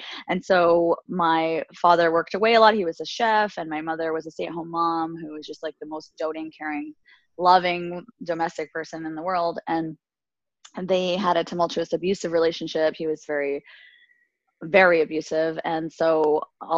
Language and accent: English; Alberta, Canada; I'm Canadian. I was born and raised in Alberta, Canada, and my family comes from Tunisia, North Africa